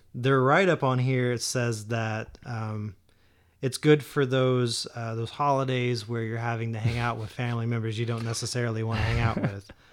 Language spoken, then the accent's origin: English; Kentucky, United States; I'm from Kentucky